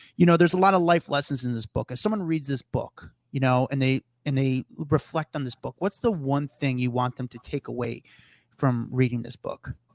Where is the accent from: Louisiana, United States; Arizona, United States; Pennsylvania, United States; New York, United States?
New York, United States; New York City; As a New Yorker